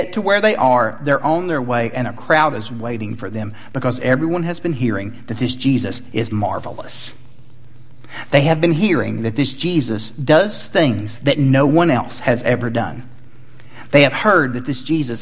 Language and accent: English; Chattanooga, Tennessee, United States; I grew up in Chattanooga, Tennessee, home of the Chattanooga Lookouts.